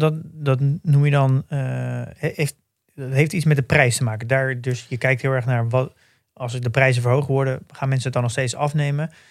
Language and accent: Dutch; Netherlands; als Nederlanders